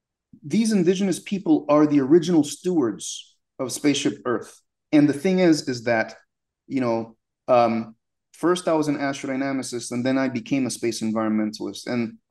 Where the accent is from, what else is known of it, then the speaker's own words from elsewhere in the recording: United States; born there; When I was born in the United States, my mom from Haiti, my father from Sierra Leone, but they got divorced when I was like 2 years old